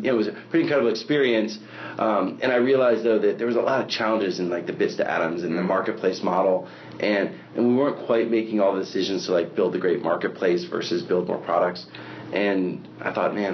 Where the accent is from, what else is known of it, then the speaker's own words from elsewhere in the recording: Seattle, Washington, United States; I grew up in the Seattle area